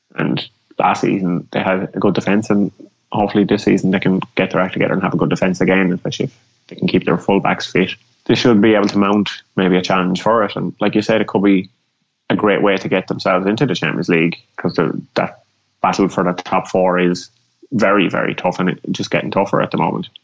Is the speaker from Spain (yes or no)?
no; Ireland; as an Irish person